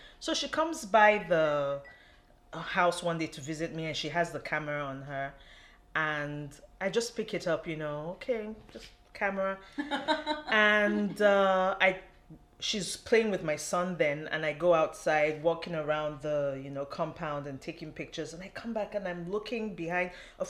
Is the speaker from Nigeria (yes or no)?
yes; Nigeria; born or raised there